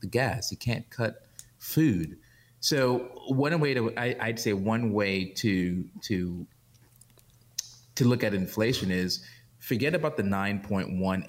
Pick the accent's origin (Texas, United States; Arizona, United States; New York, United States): New York, United States; New York City; I grew up in New York, I grew up in Brooklyn